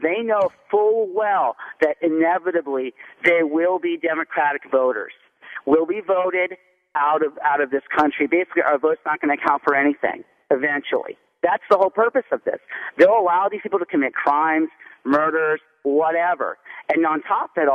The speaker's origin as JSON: {"language": "English", "country": "United States", "tie": "born or raised there", "said": "I am actually a first-generation Syrian immigrant. I was born in the United States"}